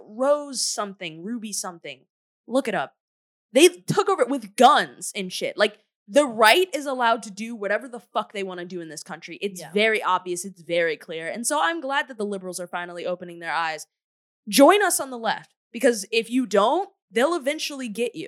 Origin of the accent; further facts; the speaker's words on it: United States; as an American who's lived in this country my whole entire life